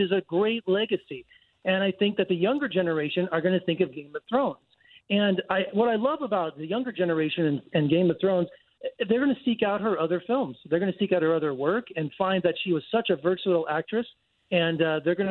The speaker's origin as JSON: {"language": "English", "country": "United States", "said": "as an American"}